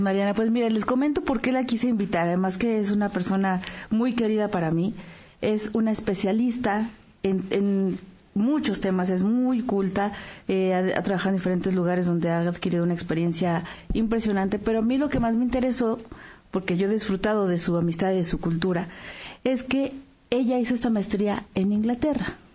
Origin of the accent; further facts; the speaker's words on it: Mexico; como mexicanos